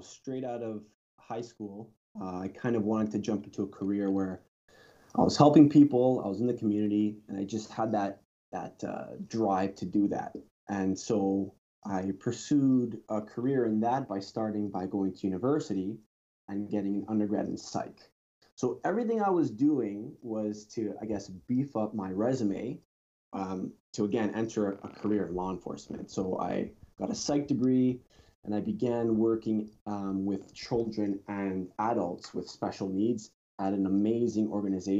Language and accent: English; Toronto, Ontario, Canada; I've been born and raised here, sir. I've been a Torontonian my whole life